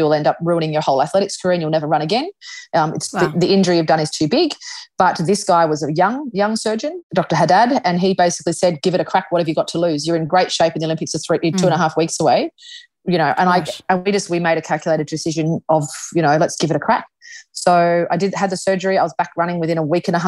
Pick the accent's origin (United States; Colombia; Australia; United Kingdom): Australia; we're Australian